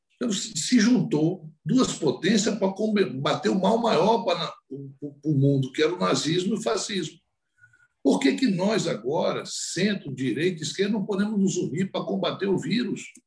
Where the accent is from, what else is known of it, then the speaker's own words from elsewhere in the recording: Brazil; como brasileiro